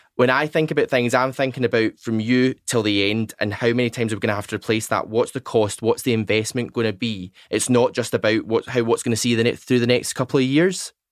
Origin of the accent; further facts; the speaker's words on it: Largs, Scotland, United Kingdom; moved away; also born or lived in Newcastle / Glasgow; I'm actually from Largs